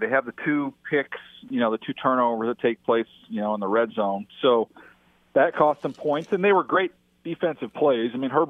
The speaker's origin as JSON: {"language": "English", "region": "Indiana", "country": "United States", "tie": "born there", "lives_now": "San Diego, United States", "said": "I know, but I was born in Indiana. So, like, you know, growing up, we still enjoyed some Midwestern food."}